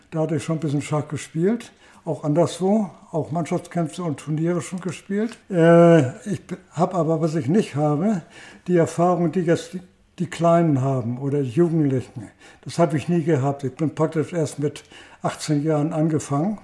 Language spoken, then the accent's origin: German; Heide, Schleswig-Holstein, Germany; in Heide. Ich, ich, das ist mein Geburtsort und meine Heimatstadt